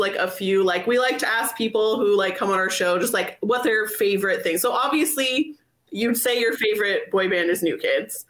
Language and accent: English; Toronto, Ontario, Canada; I'm from Toronto.